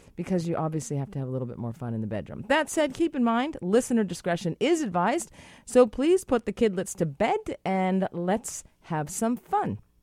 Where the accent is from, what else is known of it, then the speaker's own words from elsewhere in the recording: Boston, Massachusetts, United States; now in British Columbia, Canada; I am from Boston